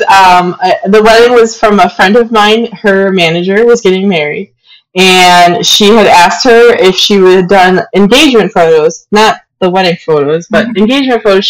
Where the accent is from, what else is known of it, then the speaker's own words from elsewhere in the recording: Aurora, Illinois, United States; also born or lived in West Chicago / Downers Grove; I grew up in Aurora. I was born there. And I lived in Aurora for all the first 18 years of my life throughout high school